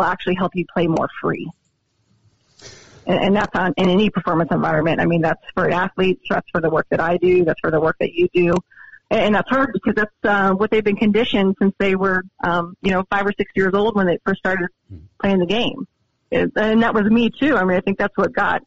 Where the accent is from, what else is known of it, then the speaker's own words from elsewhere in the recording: Montana, United States; now in Columbia, United States; I'm from Montana